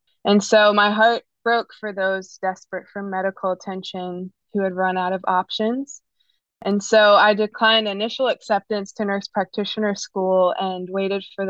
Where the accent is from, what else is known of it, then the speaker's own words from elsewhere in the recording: the Bible Belt, United States; now in Raleigh, United States; I grew up in the Bible Belt